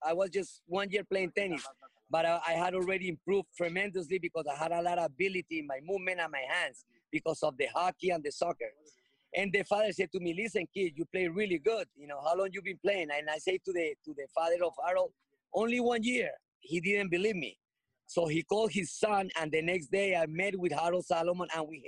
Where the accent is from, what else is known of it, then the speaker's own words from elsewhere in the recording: Colombia; moved away; also born or lived in United States; I'm from Colombia.